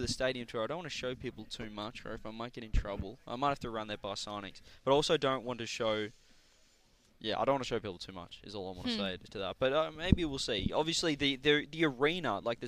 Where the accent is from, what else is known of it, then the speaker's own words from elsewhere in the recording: Australia; I'm Australian